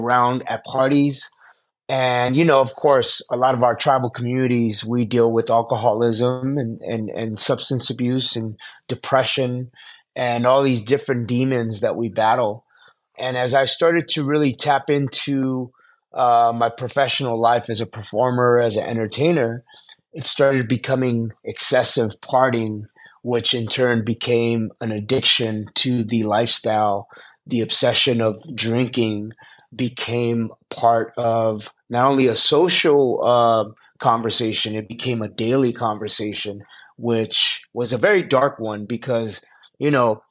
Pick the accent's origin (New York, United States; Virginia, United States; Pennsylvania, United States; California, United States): California, United States; Los Angeles; Los Angeles, my hometown. I'm an Angeleno, born and raised in Los Angeles.